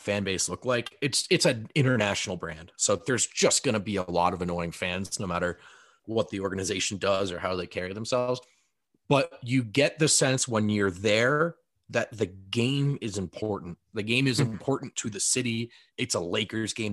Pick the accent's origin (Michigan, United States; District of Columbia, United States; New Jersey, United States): New Jersey, United States; I grew up in New Jersey.